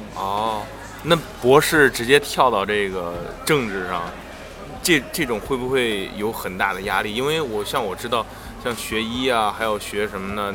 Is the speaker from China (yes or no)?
yes; China; moved away as an adult; now in United States; 我们中国人